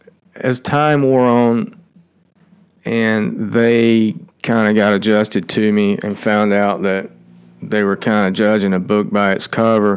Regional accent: Georgia, United States; accent: twangy; I wasn't from Atlanta. And so when I got there, with my twangy accent

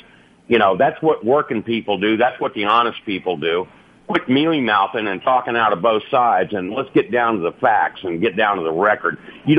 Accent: United States; You know, I served my country. I'm an American Democrat, which I know these right-wingers don't understand.

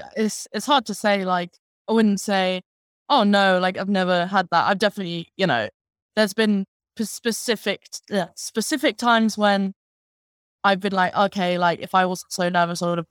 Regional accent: Dunstable, East of England, United Kingdom; moved away as an adult; now in London, United Kingdom; I was born in Dunstable.

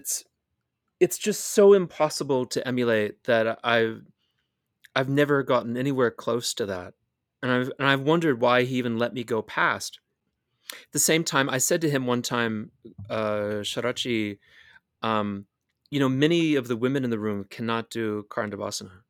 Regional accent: United States

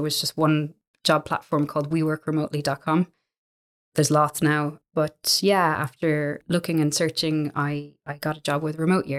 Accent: Ireland; also born or lived in Jeddah, Saudi Arabia; So I'm from Ireland. I grew up in Jeddah in the Middle East for the bulk of my schooling.

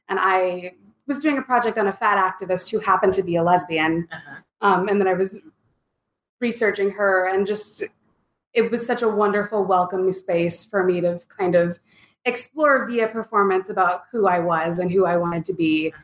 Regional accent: the Bible Belt, United States; moved away as an adult; now in Lawrence, United States; I'm, I'm from Bible Belt

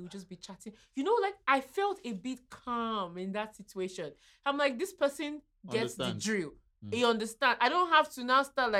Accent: Nigeria; I'm a Nigerian

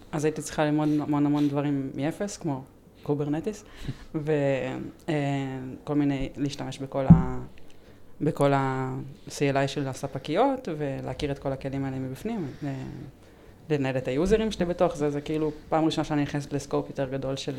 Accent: Ramat Gan, Tel Aviv District, Israel; אני מרמת גן

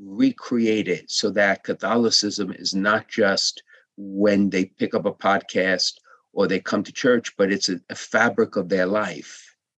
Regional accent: New York City, New York, United States; now in Fairfield County, United States; I grew up in Brooklyn

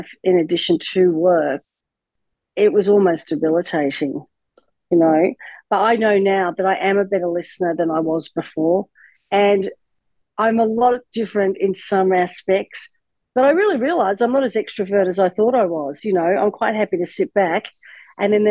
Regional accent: Australia; moved away as an adult; also born or lived in United States; I relocated from America back to Australia, and I'd been in America 20 odd years

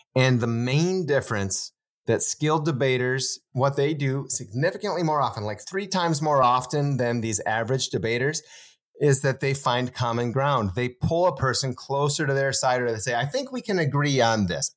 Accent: Wisconsin, United States

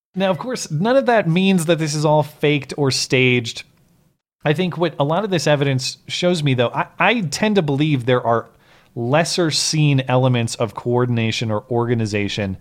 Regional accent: Montana, United States; my home state of Montana

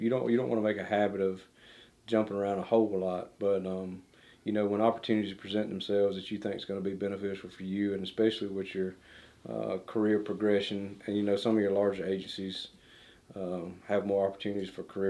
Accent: Calhoun Falls, South Carolina, United States; I was born and raised in Cowan Falls. It's a small town in Abbeville County. When I was growing up, it was a town of pretty much only one red light. You know, it was an industrial town.

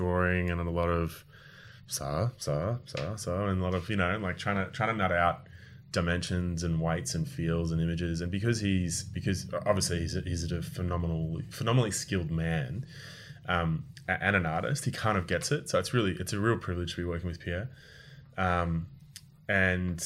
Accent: Australia; moved away as an adult; now in France; we moved to France from Australia

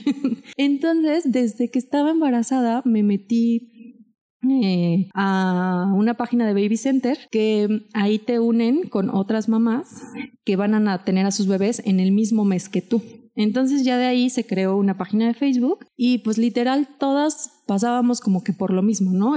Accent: Mexico; tengo 33 años, soy mexicana

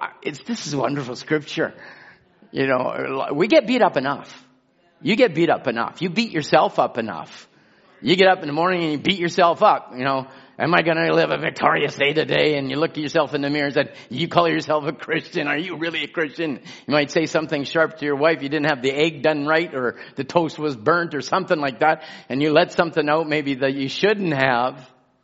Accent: England, United Kingdom; now in Chilliwack, Canada; You can't identify with anything that is, I was brought up in England or came from England or the British.

